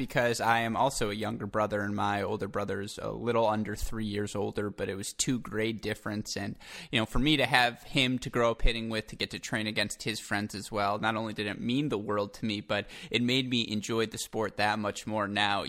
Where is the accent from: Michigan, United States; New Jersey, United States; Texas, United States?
Michigan, United States; I'm from Michigan. So as a Midwest guy